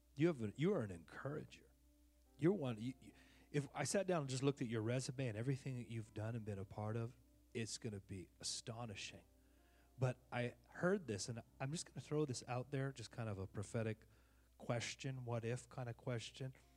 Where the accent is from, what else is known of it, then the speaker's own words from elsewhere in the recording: Oakland, California, United States; now in Texas, United States; I'm from Oaktown